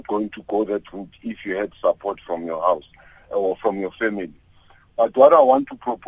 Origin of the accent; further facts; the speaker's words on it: Orlando, Gauteng, South Africa; I'm from Orlando, a township which was known as a crime sort of township.